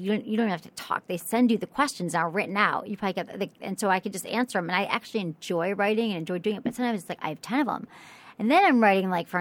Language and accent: English; Michigan, United States; moved away as an adult; also born or lived in San Francisco; now in Los Angeles, United States; I'm from Michigan